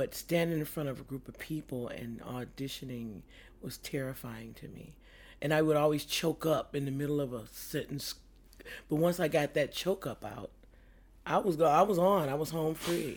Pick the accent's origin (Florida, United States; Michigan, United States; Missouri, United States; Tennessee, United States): Michigan, United States; Detroit; I grew up on the east side of Detroit